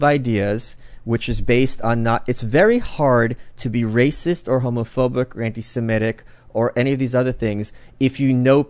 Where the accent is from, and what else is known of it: Brooklyn, New York, United States